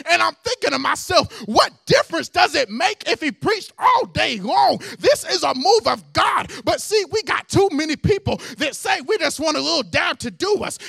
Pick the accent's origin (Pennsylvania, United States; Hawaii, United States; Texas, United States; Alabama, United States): Alabama, United States; Hueytown; I used to go to Pittman, which now is called Huey Town Middle School